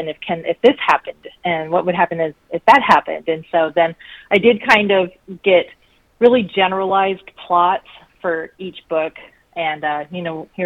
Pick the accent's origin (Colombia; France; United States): United States; Colorado Springs, Colorado; I grew up in Colorado, so I actually was born in Colorado Springs